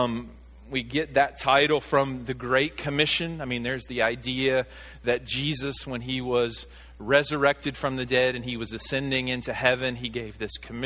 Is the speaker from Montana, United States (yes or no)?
no; Arkansas, United States; moved away as an adult; also born or lived in Virginia; my home state of Arkansas